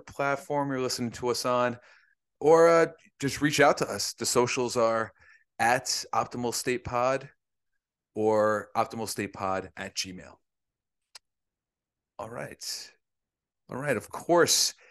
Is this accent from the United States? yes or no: yes; Northeast, United States; we're from the Northeast